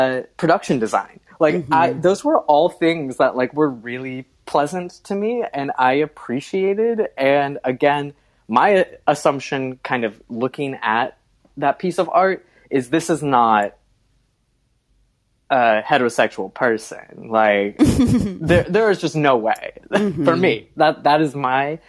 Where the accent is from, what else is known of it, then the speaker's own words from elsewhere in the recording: North Florida, United States; also born or lived in Alabama / South Carolina / Georgia; I grew up in North Florida, you know, in Alabama, South Carolina, Georgia